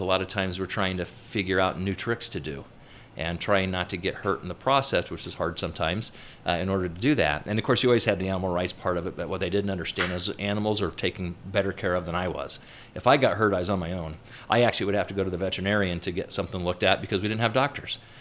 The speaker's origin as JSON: {"language": "English", "town": "Peru", "region": "Indiana", "country": "United States", "tie": "born or raised there", "moved": "yes", "lives_now": "Utah, United States", "said": "my hometown had a circus based out of it. I grew up in Peru, Indiana, circus"}